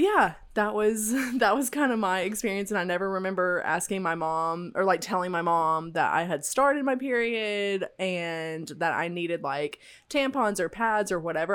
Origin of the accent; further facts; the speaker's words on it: Tennessee, United States; I grew up in the South, in Tennessee